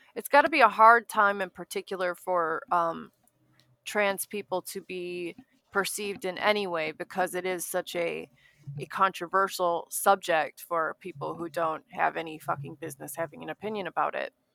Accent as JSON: {"language": "English", "town": "Escanaba", "region": "Michigan", "country": "United States", "also_born_or_lived": "Milwaukee", "moved": "yes", "said": "I came from, uh, Escanaba, Michigan"}